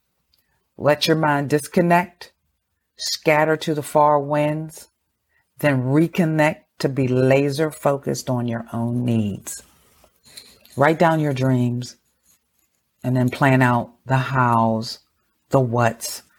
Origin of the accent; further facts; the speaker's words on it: Pittsburgh, Pennsylvania, United States; I grew up in Pittsburgh, Pennsylvania